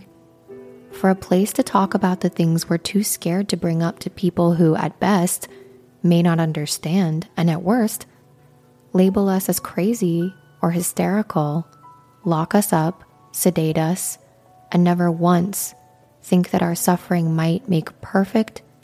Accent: Midwestern United States, United States; Growing up in the Midwestern United States

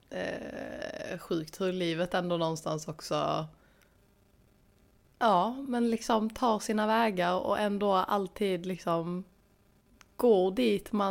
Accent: Stockholm, Stockholm County, Sweden; moved away; jag är från Stockholm.

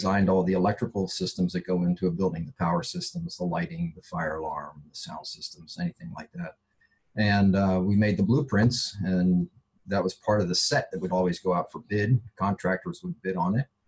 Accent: Baltimore, Maryland, United States; moved away as an adult; also born or lived in Georgia / San Diego; where I grew up in Baltimore

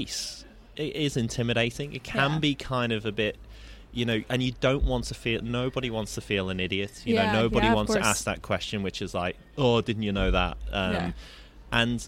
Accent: the north of England, United Kingdom; now in Australia; I'm from the north of England

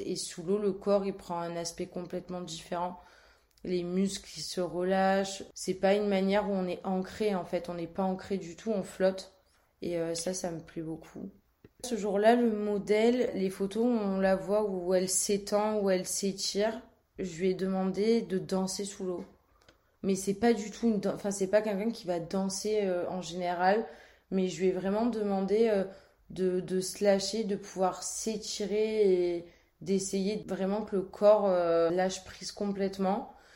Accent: Marseille, Provence-Alpes-Côte d'Azur, France; Je suis née à Marseille, entre Malmousque et le Vallon des Offres

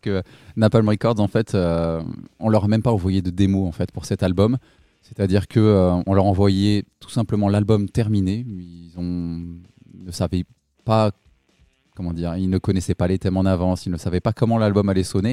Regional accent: Limousin, Nouvelle-Aquitaine, France; now in Toulouse, France; à la base, moi, je suis pas de Toulouse, je suis du Limousin

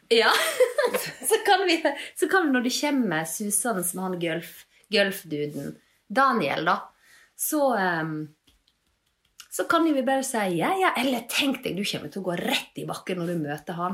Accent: Leikanger, Vestland, Norway; now in Bergen, Norway; Jeg er fra Leikanger

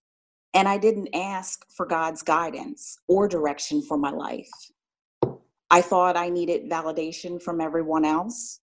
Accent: Philadelphia, Pennsylvania, United States; moved away as an adult; now in Atlanta, United States; I'm originally from Philadelphia, Pennsylvania

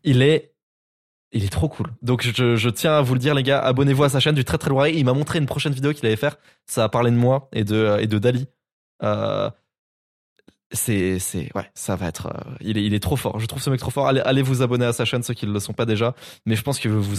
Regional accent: Nancy, Grand Est, France; chez moi à Nancy

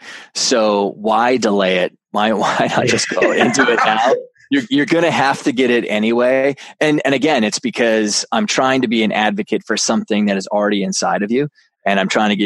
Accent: Canada; I'm a Canadian

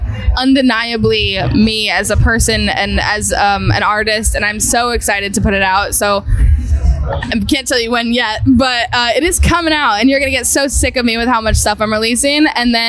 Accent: Massachusetts, United States; outside of Boston.

